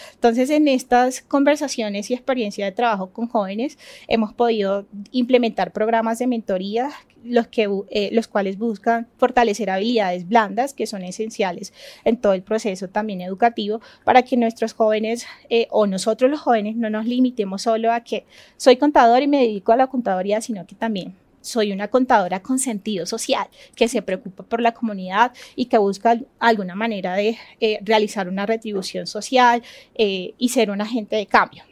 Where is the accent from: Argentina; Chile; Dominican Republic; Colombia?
Colombia; Chocó; Yo soy del departamento del Chocó